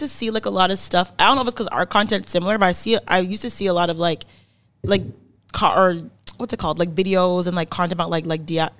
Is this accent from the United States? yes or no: no; Canada; Born in Canada. 25 years old.